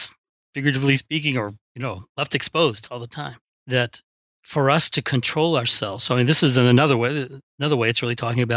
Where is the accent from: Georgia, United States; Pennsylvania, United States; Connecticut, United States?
Georgia, United States; South Georgia coast, United States; I'm from the South Georgia coast, where we have these huge oak trees